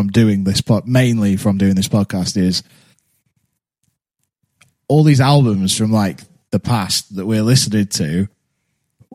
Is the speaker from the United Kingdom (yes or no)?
yes; United Kingdom; us Brits